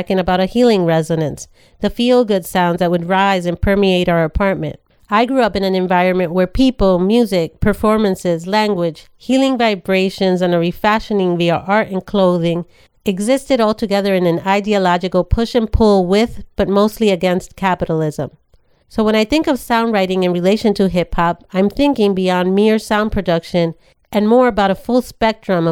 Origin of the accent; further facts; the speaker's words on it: New York City, New York, United States; a Latinx woman born and raised in the Bronx in the 70s and 80s